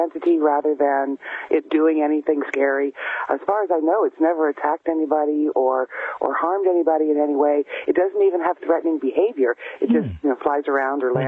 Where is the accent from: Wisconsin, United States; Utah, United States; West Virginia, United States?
West Virginia, United States; Ravenswood; now in Canada; I grew up in Point Pleasant area in Ravenswood, West Virginia.